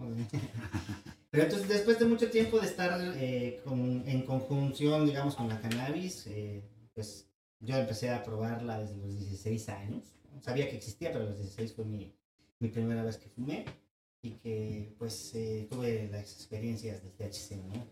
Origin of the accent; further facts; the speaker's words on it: San Gabriel Mixtepec, Oaxaca, Mexico; also born or lived in Yucatán / Switzerland; mi pueblo, San Gabriel Mixtepec, en la costa de Oaxaca